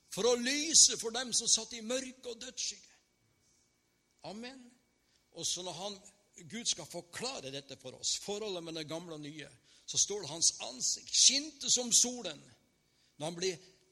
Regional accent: Northern Norway, Norway

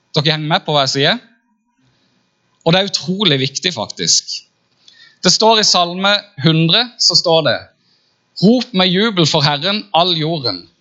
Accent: Farsund, Agder, Norway; now in Kristiansand, Norway; jeg kommer egentlig fra Farsund og har bodd i Kristiansand siden 97

